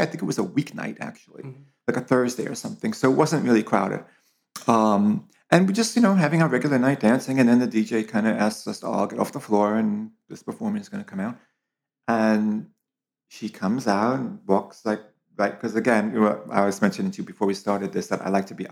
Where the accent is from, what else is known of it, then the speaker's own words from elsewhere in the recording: Long Island, New York, United States; also born or lived in Brooklyn; I was born in Brooklyn, grew up on Long Island